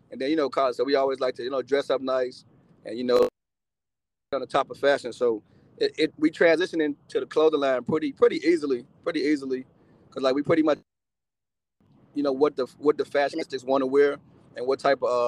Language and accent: English; Eight Mile Rock, Grand Bahama, Bahamas; now in United States; But uh, before before I came to uh, America, I'm actually from the Bahamas, Eight Mile Rock. Mm-hmm. It's an island. I don't know if y'all familiar with it, but it's in Freeport, Freeport, Grand Bahama. It's one of the islands in the Bahamas.